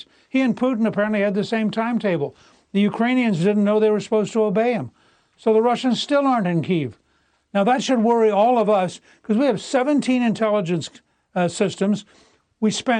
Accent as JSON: {"language": "English", "country": "United States", "said": "As an American"}